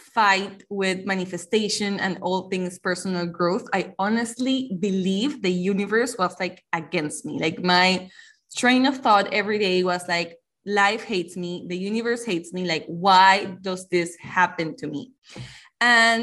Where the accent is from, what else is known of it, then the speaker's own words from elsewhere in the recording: Panama; I am from Panama